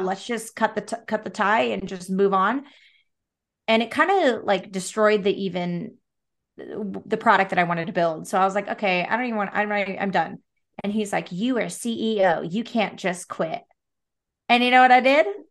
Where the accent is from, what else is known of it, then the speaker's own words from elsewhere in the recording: Salem, Oregon, United States; also born or lived in Portland, Oregon; I was born and raised in Salem, which is, like, forty-five minutes south